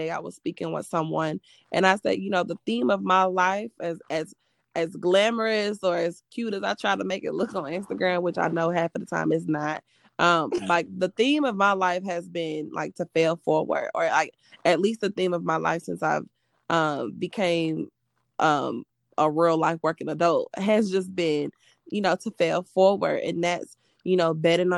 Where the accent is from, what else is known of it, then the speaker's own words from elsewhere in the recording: Atlanta, Georgia, United States; also born or lived in Savannah, Georgia / New York; I'm from Atlanta.